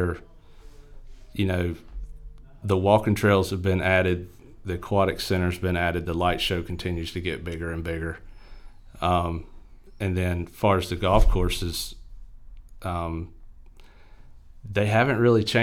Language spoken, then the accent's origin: English; Winston-Salem, North Carolina, United States; also born or lived in Clemmons, North Carolina; I grew up in Winston-Salem